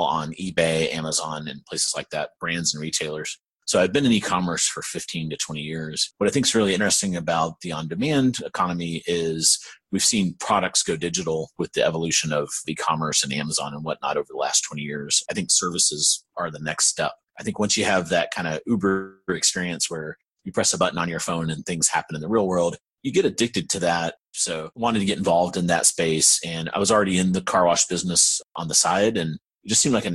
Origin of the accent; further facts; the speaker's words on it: Aiken, South Carolina, United States; moved away as an adult; now in Raleigh, United States; I'm actually from South Carolina. There's a little town called Aiken.